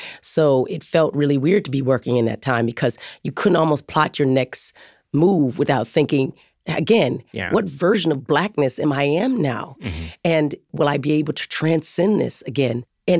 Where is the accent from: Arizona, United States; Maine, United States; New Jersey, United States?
Arizona, United States; But I'm a person from Arizona. I grew up in the wild, so it didn't seem so weird to me